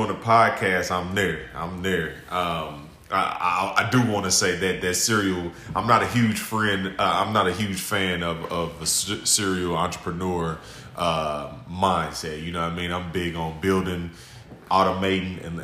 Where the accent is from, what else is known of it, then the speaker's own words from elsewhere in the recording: Indianapolis, Indiana, United States; I'm 35, born and raised in Indianapolis